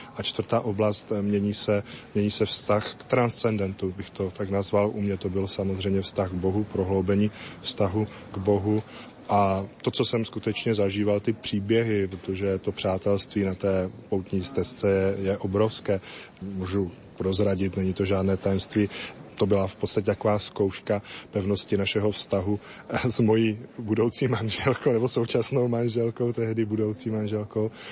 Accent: Moravian Slovakia, South Moravian Region, Czechia; now in Kroměříž, Czech Republic; já nepocházím z Kroměříže, pocházím z Moravského Slovácka, kous kousek od hranice se Slovenskem

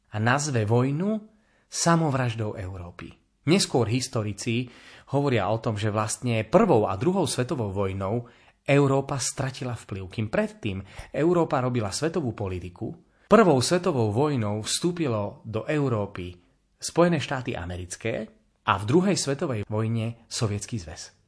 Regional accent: Slovakia; My sme sa Slováci

